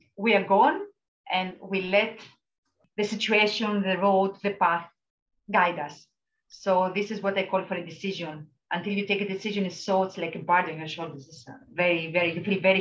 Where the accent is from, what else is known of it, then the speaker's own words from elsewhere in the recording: Greece; moved away as an adult; I was in my hometown in Greece with my parents